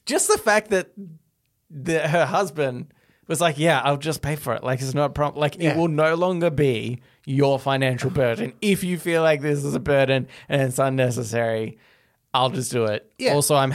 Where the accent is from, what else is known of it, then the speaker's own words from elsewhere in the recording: Midwest, United States; We're from the Midwest.